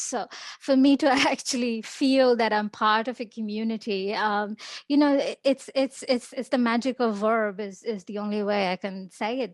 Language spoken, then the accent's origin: English; India; moved away; I grew up in India, uh, I'm Indian